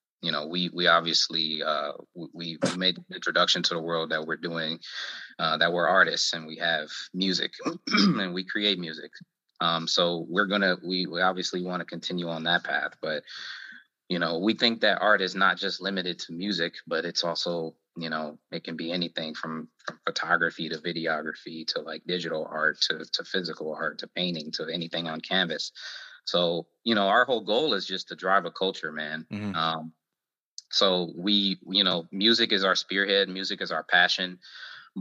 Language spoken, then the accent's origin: English; Cleveland, Ohio, United States; I'm from Cleveland